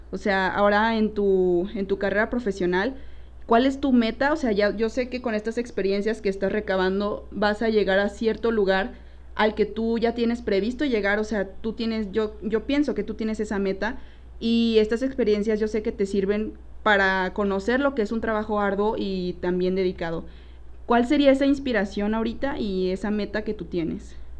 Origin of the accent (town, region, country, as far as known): Torreón, Coahuila, Mexico; moved away as an adult; now in Guadalajara, Mexico